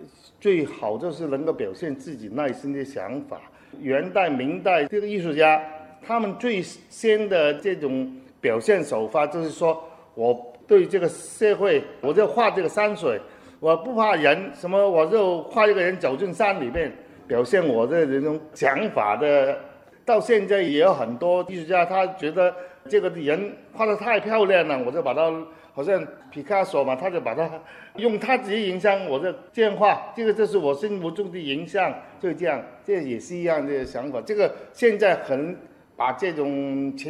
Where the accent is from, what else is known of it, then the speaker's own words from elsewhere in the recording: Hong Kong; 我们香港人